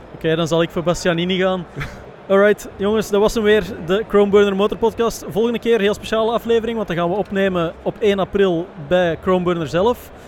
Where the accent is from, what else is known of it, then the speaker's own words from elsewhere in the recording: Belgium; wij als Belgen